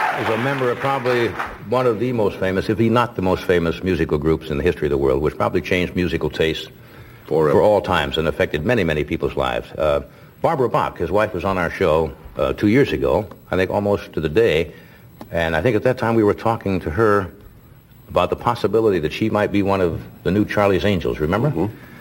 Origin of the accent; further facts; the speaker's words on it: England, United Kingdom; I'm English